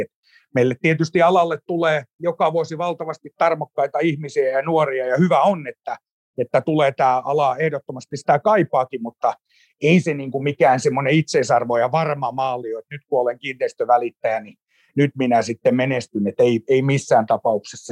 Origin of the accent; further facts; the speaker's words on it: Turku, Southwest Finland, Finland; Mä tulen Turusta Heidegenin synnytyssairaalasta 17.3. vuonna 1976 syntynyt, syntynyt tappaus ja, ja tota, elänyt koko ikäni Turussa